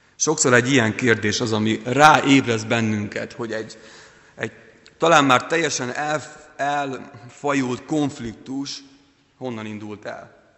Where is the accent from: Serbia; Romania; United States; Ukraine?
Ukraine; now in Hungary; Ukrajnában, ahol születtem